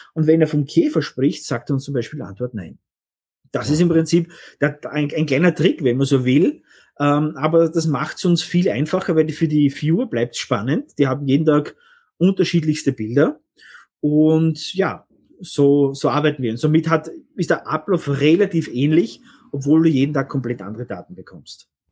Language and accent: German; Austria; bei uns in Österreich